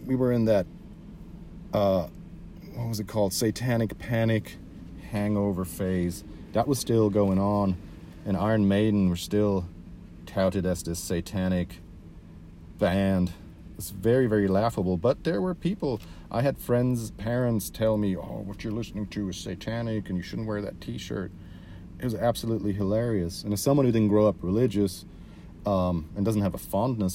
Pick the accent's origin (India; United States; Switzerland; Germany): Switzerland; I grew up in Switzerland.